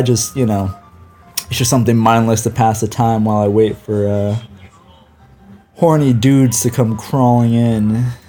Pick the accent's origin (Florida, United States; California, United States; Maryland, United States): California, United States; I'm from California. How about you? Wasting away in the sunshine.